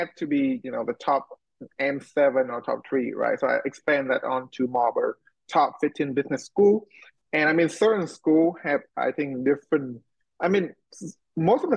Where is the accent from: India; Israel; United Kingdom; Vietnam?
Vietnam; moved away; also born or lived in United States; go back to my home country